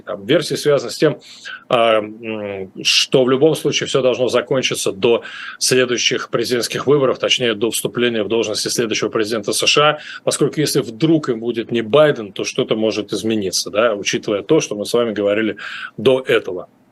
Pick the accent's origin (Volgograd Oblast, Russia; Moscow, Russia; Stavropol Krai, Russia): Moscow, Russia; moved away; я в Москве жил на улице Вавилова, до этого на Ленинском проспекте, в общем, юго-запад – это абсолютно мои родные края